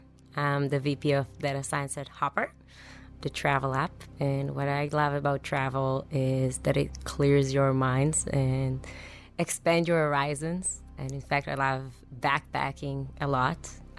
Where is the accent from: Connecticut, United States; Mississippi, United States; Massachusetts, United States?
Massachusetts, United States; Boston